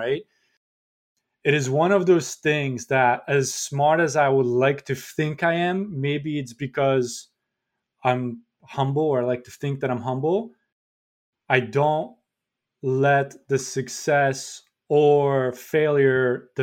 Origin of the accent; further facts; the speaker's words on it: Poland; English is a second language; now in United States; I'm an immigrant, right? This is not my first country, not my native language. In Poland